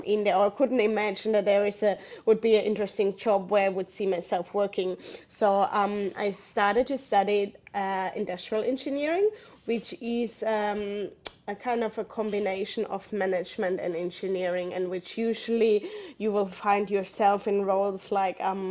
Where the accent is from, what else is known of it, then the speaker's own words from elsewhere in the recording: Southern Germany, Germany; English is a second language; moved away as an adult; now in Australia; As you can probably hear my accent, I'm originally from Germany. I grew up in south of Germany.